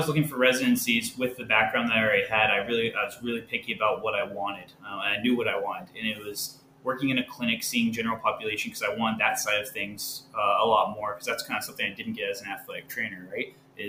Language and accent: English; Decatur, Michigan, United States; I'm from Decatur, Michigan, if anybody knows where that is. At least I was raised there. My dad was in the Navy for 25 years, so we were kind of from everywhere. But a small town